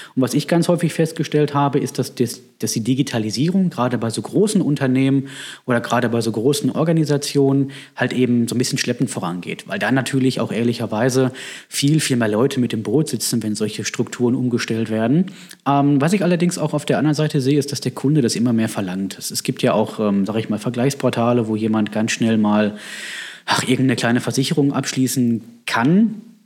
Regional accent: Bochum, North Rhine-Westphalia, Germany; moved away as an adult; now in Herdecke, Germany; Ich komme gebürtig aus Bochum

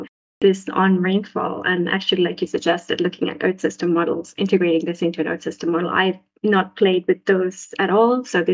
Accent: Saudi Arabia; also born or lived in Sri Lanka; now in Finland; And I am from Sri Lanka, but I grew up in Saudi Arabia.

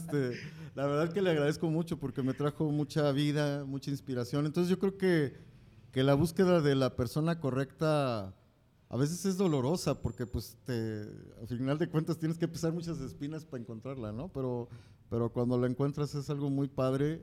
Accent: Mexico; como mexicanos

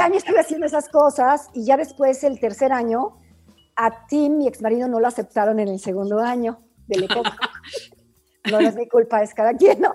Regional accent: Mexico; moved away as an adult; also born or lived in Germany; yo soy latina, mexicana

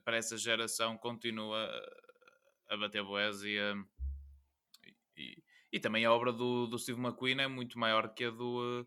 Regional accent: near Porto, Norte, Portugal; Tinha aqui uma escola perto de casa

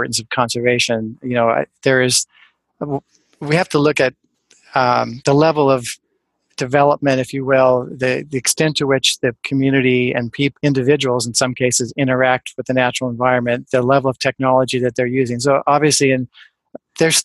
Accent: near Pasadena, above Glendale, Southern California, United States; moved away as an adult; also born or lived in Ann Arbor, Michigan / Costa Rica / Oregon; now in Seattle, United States; growing up in Southern California, in the foothills, near Pasadena, above Glendale

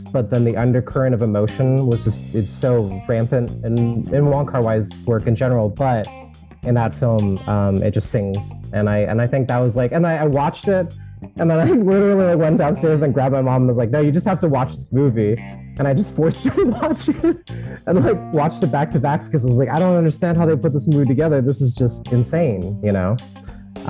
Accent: United States; Kristen and I had known since fifth grade, and we grew up together in Washington

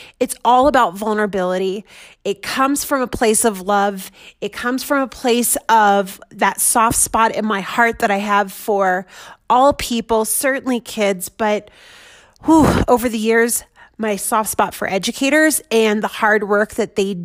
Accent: Washington, D.C., United States; also born or lived in Denver metro area, Colorado; now in Denver, United States; I'm in Denver metro area. I'm from the DC metro area

